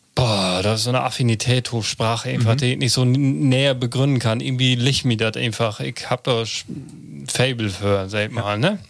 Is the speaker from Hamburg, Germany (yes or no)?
no; Börger, Lower Saxony, Germany; moved away; in Borger, in meiner Heimat